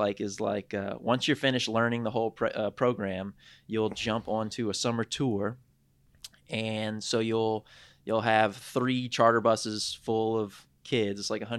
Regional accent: Raceland, Louisiana, United States; also born or lived in Houma, Louisiana; now in Lafayette, United States; I'm originally from Raceland

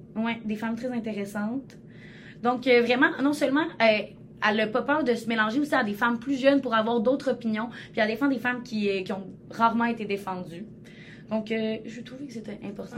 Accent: Côte-de-Beaupré, Quebec, Canada; je viens de la cour de Beaupré

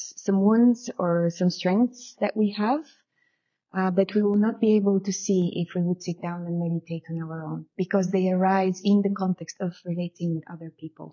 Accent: Bulgaria; moved away; So I'm originally from Bulgaria, which means that I grew up after communism. I was born during communism and grew up after communism

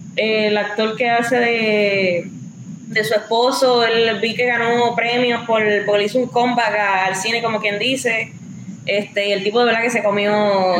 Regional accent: Puerto Rico; nos caracteriza como puertorriqueños

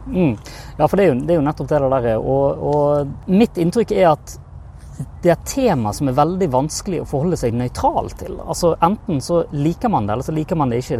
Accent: Bergen area, Vestland, Norway; accent: Bergen dialect; hører dialekten min, hører jo at jeg kommer fra bergenstraktene

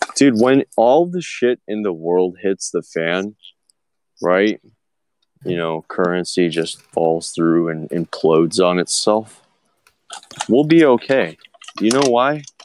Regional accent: United States; I'm American

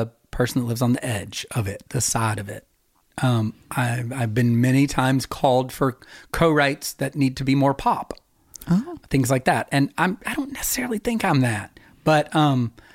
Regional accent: Knoxville, Tennessee, United States; also born or lived in Sevierville, Tennessee; we moved to from Sevierville into Knoxville

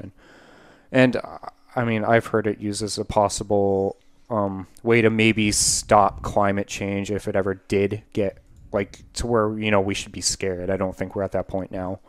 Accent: United States; speaking as an American

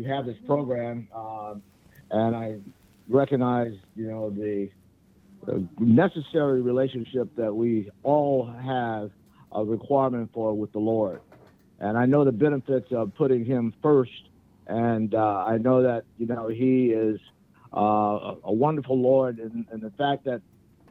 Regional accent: Little Rock, Arkansas, United States; now in Hilton Head Island, United States; I am from Little Rock, Arkansas

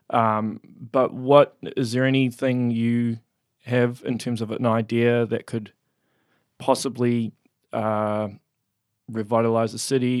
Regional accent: Auckland, New Zealand; moved away as an adult; now in Hamilton, New Zealand; I was raised in West Auckland

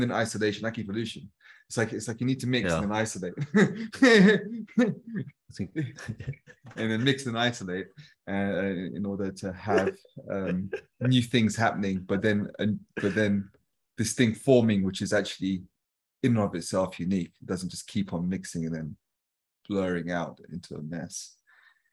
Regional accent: United Kingdom; I'm British and people are like, but you're brown

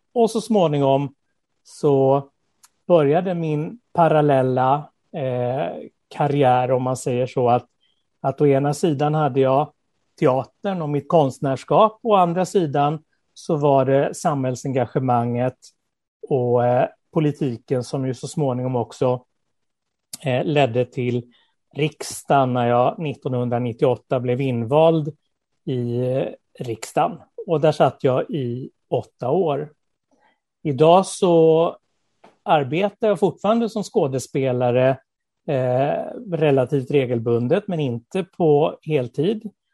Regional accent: Skåne, Sweden; also born or lived in Småland / Lessebo; Född i Småland, uppvuxen i Skåne

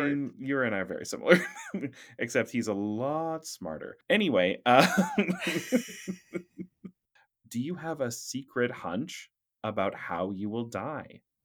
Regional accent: Surrey, British Columbia, Canada; moved away as an adult; also born or lived in Vancouver / Russia; I was born in Vancouver, but raised in Surrey

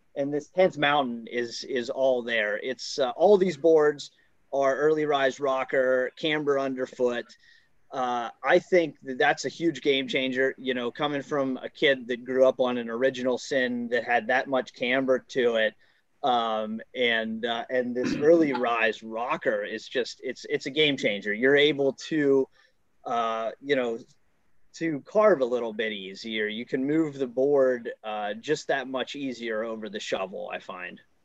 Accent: Killington Pico area, South Central Vermont, United States; I'm from South Central Vermont, around Killington Pico area.

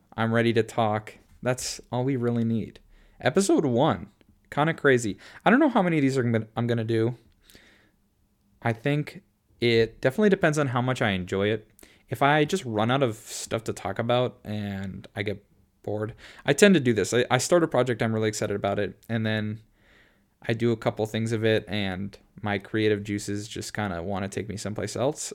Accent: Minnesota, United States; also born or lived in Boston area; now in Boston, United States; I went to high school in Minneapolis when I'm from Minnesota.

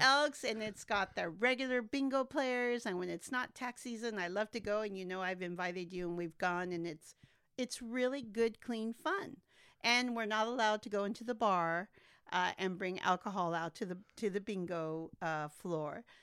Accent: Santa Maria, California, United States; also born or lived in McAllen, Texas; my daddy brought me here when I was 18 months old. So I am nearly native to Santa Maria

